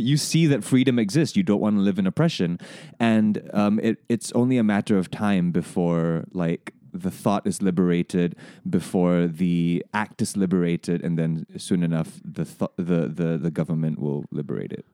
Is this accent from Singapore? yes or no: yes; Singapore; growing up in this education system, growing up in Singapore